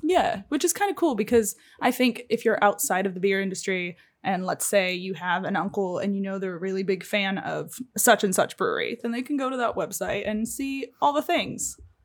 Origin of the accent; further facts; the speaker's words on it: Springfield, United States; moved away; my hometown's the same way, right? Like, when I was growing up there, I say it's a small town, the population's actually, like, a hundred and sixty thousand. But there was one, uh, Springfield Brewco